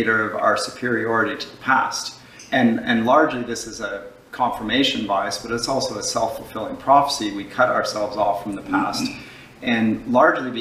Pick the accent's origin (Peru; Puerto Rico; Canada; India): Canada; London, Ontario; also born or lived in Dusseldorf, Germany / Durham, England; I grew up here in Canada